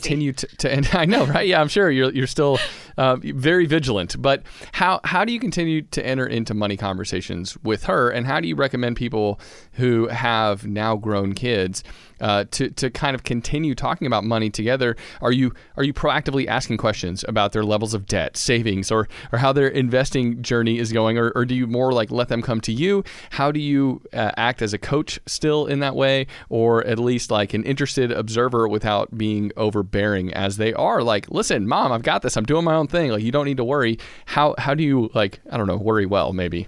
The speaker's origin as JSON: {"language": "English", "region": "Georgia", "country": "United States", "said": "we're from Georgia"}